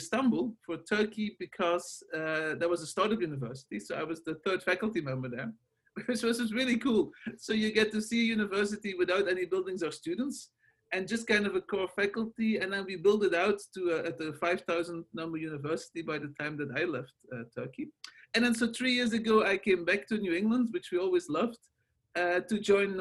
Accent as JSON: {"language": "English", "country": "Belgium", "also_born_or_lived": "Los Angeles, United States", "second_language": "English", "moved": "as an adult", "lives_now": "United States", "said": "As you can hear from my accent and my name, I'm not originally from the States. I'm from Belgium, where I did the very classic training"}